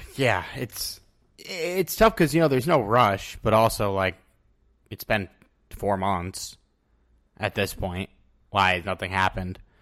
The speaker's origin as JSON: {"language": "English", "region": "Connecticut", "country": "United States", "tie": "born or raised there", "moved": "yes", "lives_now": "New York City, United States", "said": "when I grew up in Connecticut"}